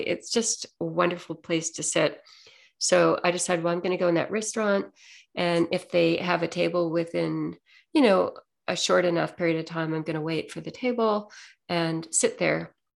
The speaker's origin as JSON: {"language": "English", "region": "Ontario", "country": "Canada", "said": "I'm from Ontario, it's still a little bit cold there"}